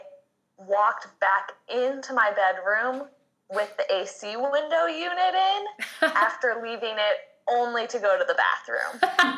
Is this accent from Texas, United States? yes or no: no; Chicago, Illinois, United States; also born or lived in Oak Park, Illinois; now in Boston, United States; I'm originally from Chicago and then Oak Park